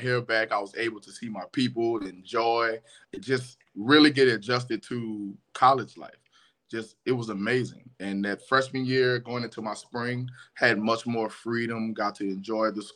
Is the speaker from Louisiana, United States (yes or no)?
yes; New Orleans, Louisiana, United States; I grew up in New Orleans, I'm from New Orleans